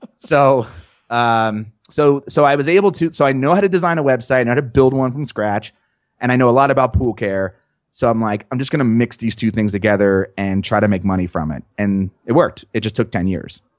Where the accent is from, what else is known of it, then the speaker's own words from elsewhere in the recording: New Jersey, United States; I'm just from New Jersey